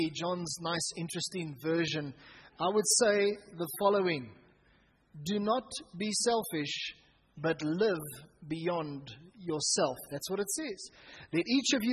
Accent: Pretoria, Gauteng, South Africa; Growing up in Hatfield Baptist Church, as it was then known, myself and Andrew and Peter, us as brothers

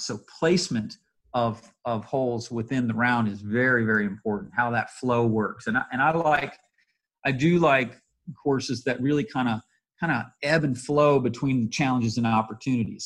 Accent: Atlanta, Georgia, United States; it's nice to work in my home state. We're working in Valdosta

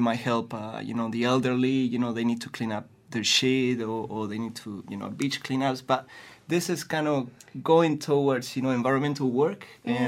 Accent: Chile; moved away; I'm from Chile.

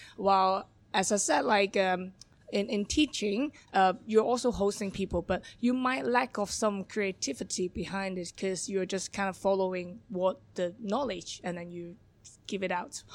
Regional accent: Hong Kong; English is a second language; moved away as an adult; also born or lived in London; born and raised in Hong Kong

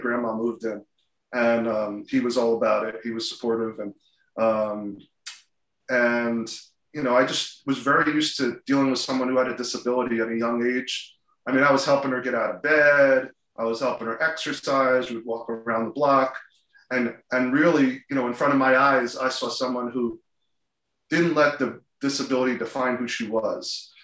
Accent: New Jersey, United States; also born or lived in Philadelphia; born and bred in New Jersey most of my life, with the exception of grad school in Philadelphia

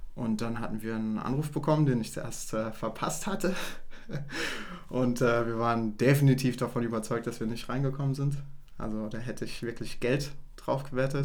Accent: Saarland, Germany; wir kommen ja aus dem, aus dem Saarland und bei uns ist ein Schwenkgrill ein absolutes Muss

